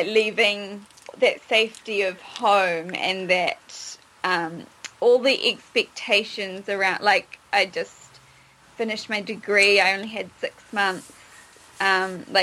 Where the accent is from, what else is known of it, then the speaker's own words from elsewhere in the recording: New Zealand; I'm a Kiwi. So I'm from New Zealand